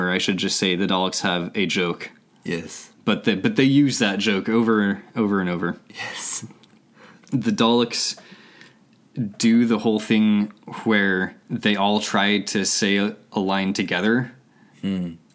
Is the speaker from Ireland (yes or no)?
no; United Kingdom; I mean lifts because we're British.